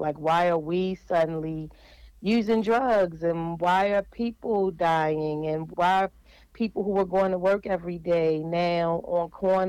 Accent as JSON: {"language": "English", "town": "Baltimore", "region": "Maryland", "country": "United States", "tie": "born or raised there", "said": "So I was born in West Baltimore and watched in the 80s guns and drugs suddenly showed up in our neighborhoods. Although I lived in low-income housing, I was raised with both of my parents."}